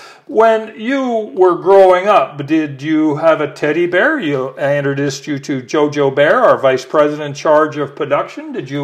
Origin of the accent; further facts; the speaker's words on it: El Paso, Texas, United States; Now, I grew up in El Paso